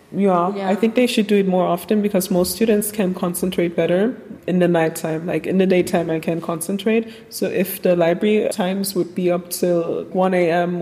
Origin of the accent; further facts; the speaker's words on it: Krefeld, North Rhine-Westphalia, Germany; I'm from Krefeld, Germany. I was born and raised here